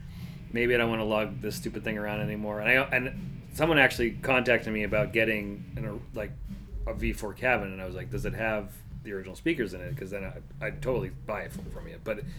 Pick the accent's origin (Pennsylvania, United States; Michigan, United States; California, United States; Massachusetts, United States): Massachusetts, United States; Upton; I grew up in Upton.